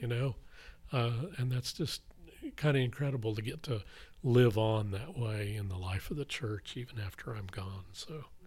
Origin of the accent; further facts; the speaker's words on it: Blackwell, Oklahoma, United States; I grew up in Blackwell, Oklahoma